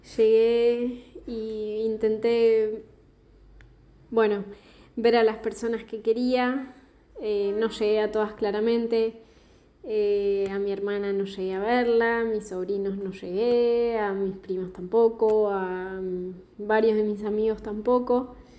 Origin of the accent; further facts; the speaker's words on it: southern Patagonia, Argentina; now in Buenos Aires, Argentina; Actualmente estoy viviendo en Buenos Aires, en Capital Federal, pero soy del sur de la Patagonia